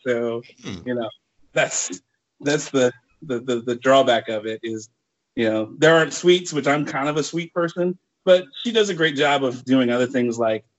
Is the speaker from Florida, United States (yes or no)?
no; Lafayette, Louisiana, United States; So I grew up in South Louisiana. In a town called Lafayette, about 100,000 people in there, but it was great because it's a small town.